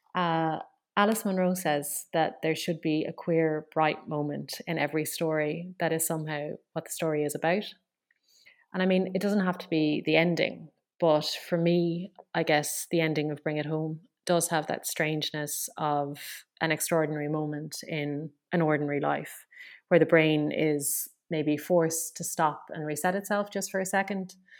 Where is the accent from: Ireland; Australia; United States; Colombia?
Ireland; Limerick, Munster; I'm from Limerick